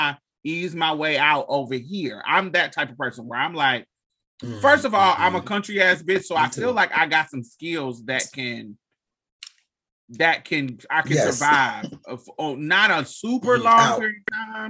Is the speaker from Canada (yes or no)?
no; United States; the privilege of being an American